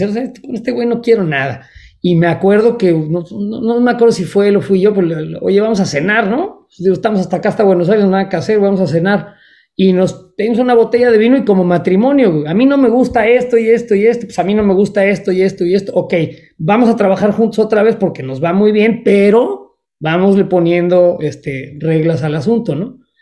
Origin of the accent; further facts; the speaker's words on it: Mexico; now in Chicago, United States; soy tan mexicano como los mexicanos que siguen en México tengo un pasaporte mexicano y soy mexicano y amo a México